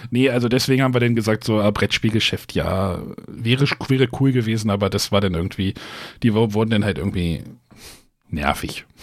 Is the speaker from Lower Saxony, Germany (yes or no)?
yes; Braunschweig, Lower Saxony, Germany; ich komme aus Braunschweig, hab mich schon gewundert, warum die Züge so voll waren.